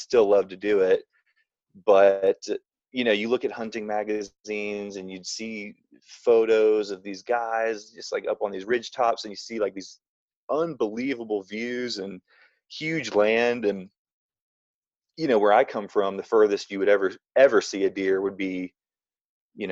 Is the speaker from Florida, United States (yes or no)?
yes; Florida, United States; moved away as an adult; now in Utah, United States; I was born and raised in the South in Florida